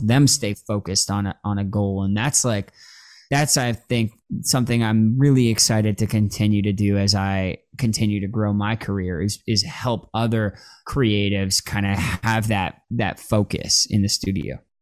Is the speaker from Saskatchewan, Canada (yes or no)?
no; Toronto, Ontario, Canada; now in Los Angeles, United States; I grew up in Toronto